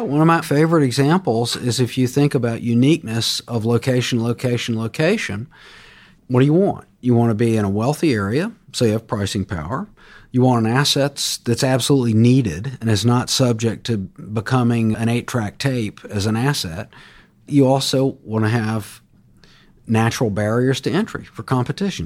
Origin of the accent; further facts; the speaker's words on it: Jacksonville, Florida, United States; I grew up in Jacksonville, Florida